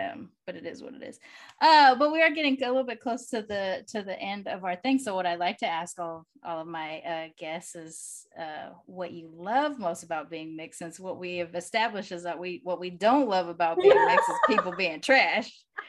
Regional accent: Long Beach, California, United States; also born or lived in Sacramento; oh, California. Well, you know, Long Beach, Sacramento. I was born in Sacramento. I grew up in Long Beach. I'm a military kid.

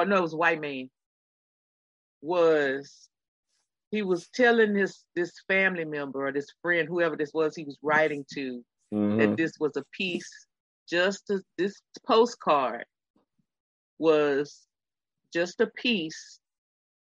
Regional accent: Texas, United States; I'm from Texas

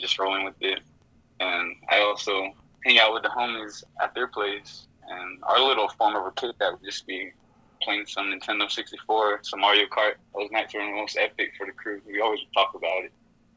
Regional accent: Tohatchi, New Mexico, United States; Tohachi, New Mexico, 505

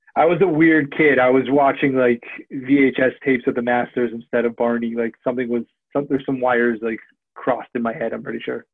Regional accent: United States; moved away as an adult; also born or lived in Cleveland; I grew up a Redskins fan, so it was covering my hometown teams

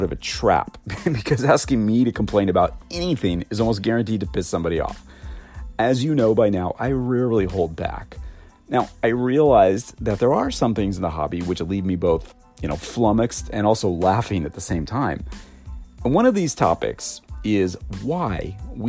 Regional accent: United States; I'm American and we use inches instead of metric

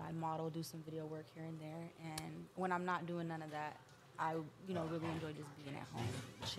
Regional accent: Long Beach, California, United States; I am originally from Long Beach, California.

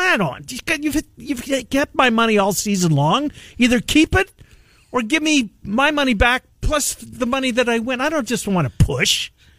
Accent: Canada; and I'm getting crushed, and I'm the Canadian, right?

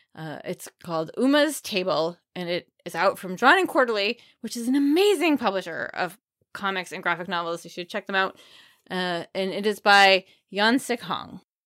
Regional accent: York, Maine, United States; I literally grew up across the street from York's Wild Kingdom.

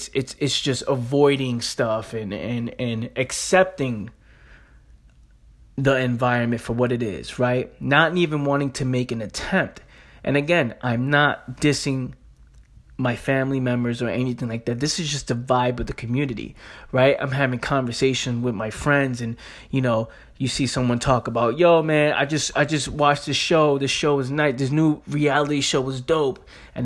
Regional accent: Bronx, New York, United States; Growing up in the Bronx, New York, growing up in the hood, right? People dying up the block, people selling drugs

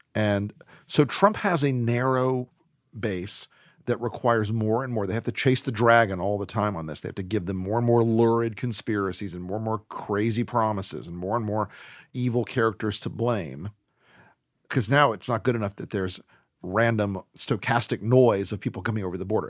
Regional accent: Florida, United States; my home state of Florida

